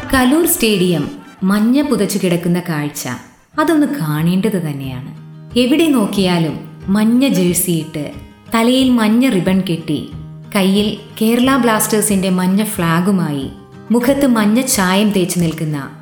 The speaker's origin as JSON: {"language": "Malayalam", "area": "Ernakulam", "region": "Kerala", "country": "India", "said": "ഞാൻ എറണാകുളത്തുകാരി"}